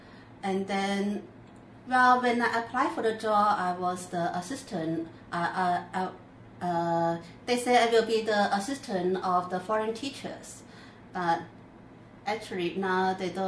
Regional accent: Luoding, Guangdong, China; English is a second language; now in Zhuhai, China; from Luoding in Guangdong province.

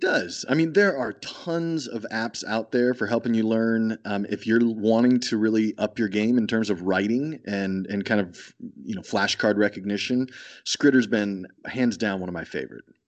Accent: Texas, United States; I'm from Texas

